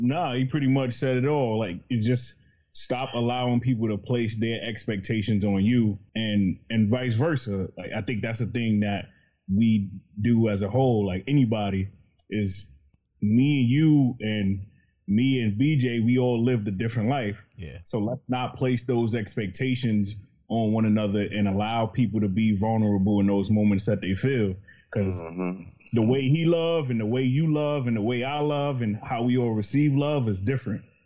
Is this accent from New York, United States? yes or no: yes; New York, United States; I'm from New York. I grew up in the projects